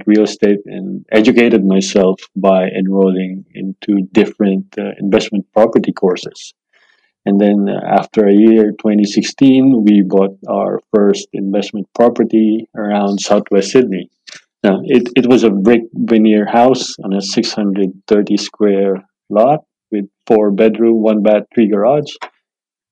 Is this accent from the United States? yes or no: no; Manila, Metro Manila, Philippines; now in Australia; growing up in Manila, it's really good.